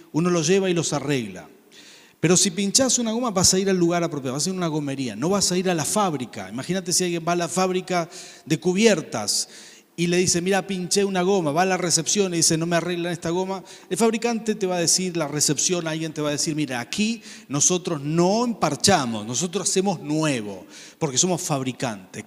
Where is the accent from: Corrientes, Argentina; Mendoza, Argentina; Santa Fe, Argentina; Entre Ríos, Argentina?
Santa Fe, Argentina; Rafaela; cuando crecí en Rafaela, teníamos una casa de fin de semana en Santa Fe